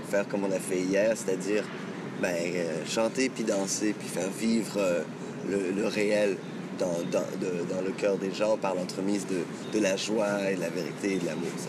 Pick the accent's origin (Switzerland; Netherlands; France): France; je suis français et arabe, c'est comme si le. comme si ces deux euh, points de jonction euh, bah, se, retrouvent en moi